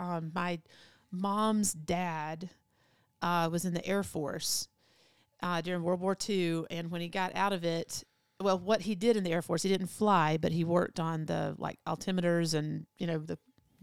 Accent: Vidalia, Georgia, United States; moved away; Southeast Georgia, Vidalia.

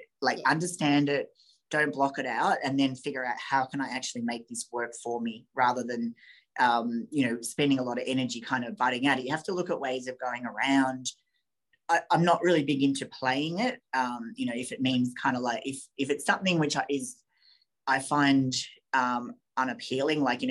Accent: Australia; we're both Australian

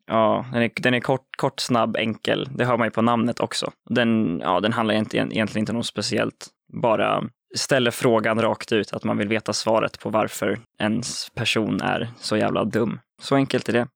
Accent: Uppsala, Uppsala County, Sweden; Jag och Frans är från Uppsala

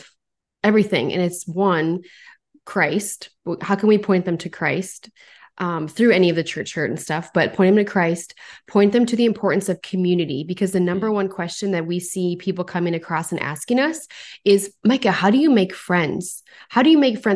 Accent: North Dakota, United States; I'm from North Dakota

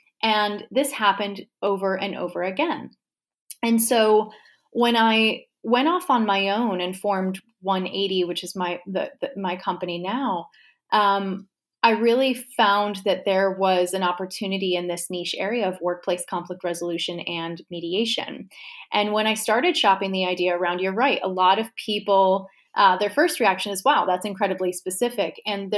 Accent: New York, United States; now in Richmond, United States; I hail from New York originally. I'm currently living in Richmond, Virginia.

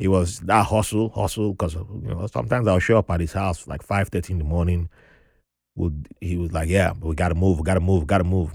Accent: Nigeria; accent: Nigerian; now in United States; with my accent being fresh from Nigeria

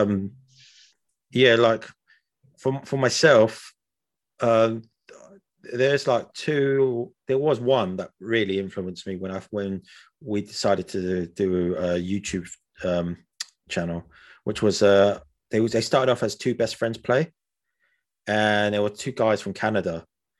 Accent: United Kingdom; we're from Britain

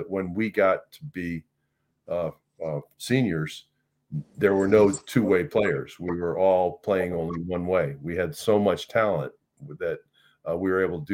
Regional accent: Connecticut, United States; I grew up in Connecticut

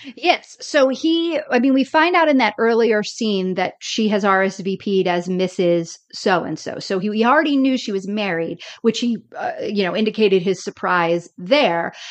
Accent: the South, United States; moved away as an adult; I grew up in the South

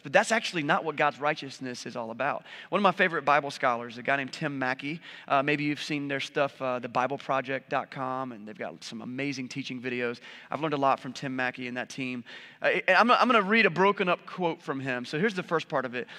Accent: United States; we're capitalists and we're American

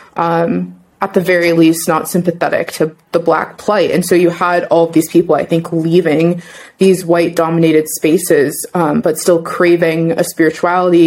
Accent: Pittsburgh, Pennsylvania, United States; now in Ithaca, United States; I'm from Pittsburgh originally

